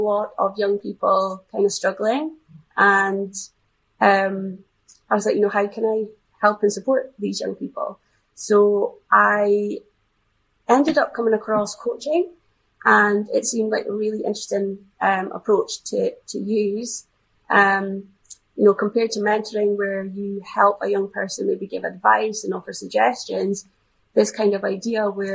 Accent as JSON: {"language": "English", "region": "Scotland", "country": "United Kingdom", "said": "being a Scottish influence"}